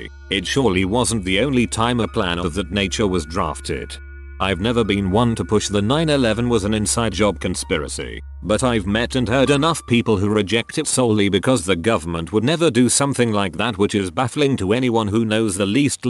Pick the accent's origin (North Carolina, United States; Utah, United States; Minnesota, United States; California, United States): California, United States; born there; So I was born in the Bay Area of California and was a small child when this spraying took place.